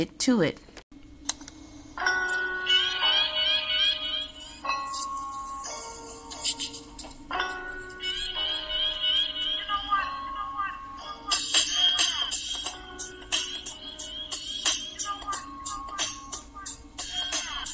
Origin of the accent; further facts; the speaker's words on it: Wagoner, Oklahoma, United States; I'm from Wagner, Oklahoma